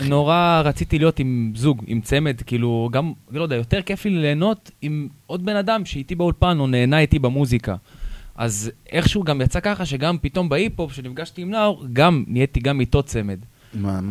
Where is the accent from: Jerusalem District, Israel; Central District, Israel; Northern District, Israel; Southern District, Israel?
Central District, Israel; Petah Tikva, Hod HaSharon; אני מפתח תקווה, הוד השרון